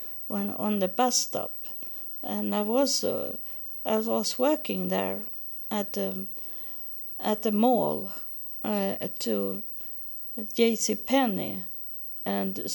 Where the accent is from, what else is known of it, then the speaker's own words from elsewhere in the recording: Sweden; English is a second language; moved away as an adult; now in United States; I'm from Sweden